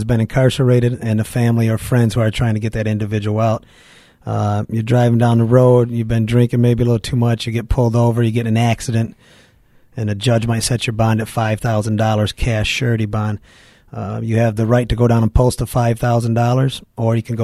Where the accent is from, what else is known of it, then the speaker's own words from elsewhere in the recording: Grand Rapids, Michigan, United States; also born or lived in Spring Lake, Michigan; now in Muskegon, United States; Born and raised in Grand Rapids, moved to the West Coast, Spring Lake, Grand Haven area when I was 17